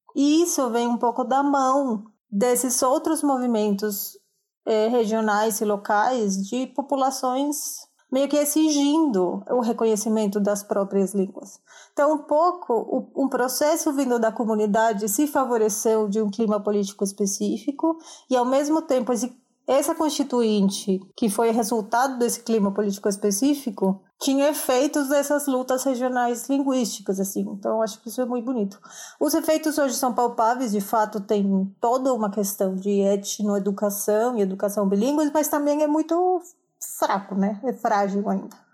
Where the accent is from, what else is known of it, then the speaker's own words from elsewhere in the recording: Colombia; Portuguese is a second language; moved away as an adult; now in São Paulo, Brazil; Sou colombiana, moro em São Paulo faz muito tempo já, 11, não, 9 anos